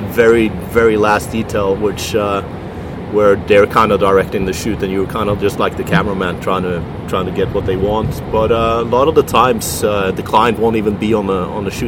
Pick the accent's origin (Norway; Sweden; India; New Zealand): Norway; Oslo; moved away as an adult; also born or lived in Milan, Italy; now in New York, United States; I'm from Oslo, Norway. Moved to Italy after I finished military in Norway